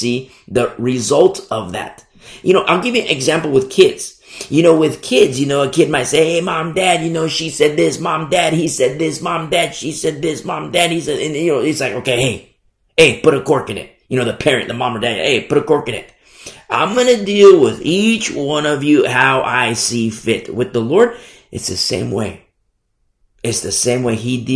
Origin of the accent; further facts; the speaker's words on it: United States; Now, I teach from America. I'm American. And I love this country.